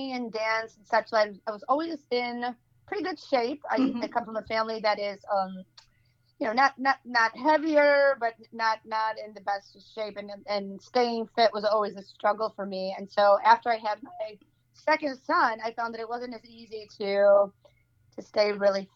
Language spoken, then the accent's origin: English; Wood Dale, Illinois, United States; moved away as an adult; also born or lived in Chicago, Illinois; now in Twin Lakes, Wisconsin, United States; I was born and raised in Wooddale, Illinois